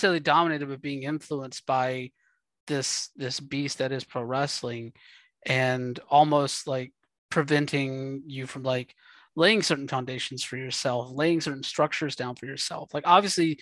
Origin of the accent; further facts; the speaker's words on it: United States; an area where I grew up at in South Georgia, North Florida